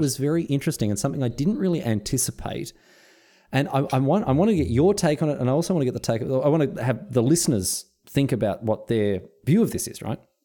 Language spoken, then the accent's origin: English; Melbourne, Victoria, Australia; now in Sunshine Coast, Australia; I grew up in Melbourne